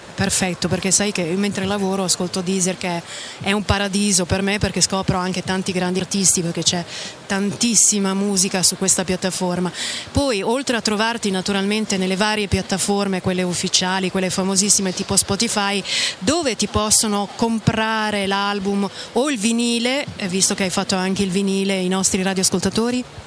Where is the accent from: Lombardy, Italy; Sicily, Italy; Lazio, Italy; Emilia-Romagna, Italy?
Emilia-Romagna, Italy; Bologna; Anch'io da bolognese